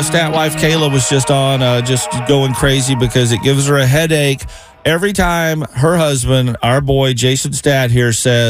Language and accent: English; the South, United States; now in Cincinnati, United States; growing up in the South.